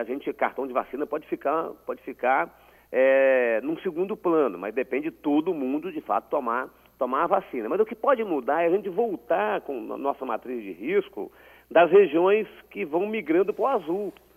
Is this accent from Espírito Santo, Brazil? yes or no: yes; Espírito Santo, Brazil; como capixaba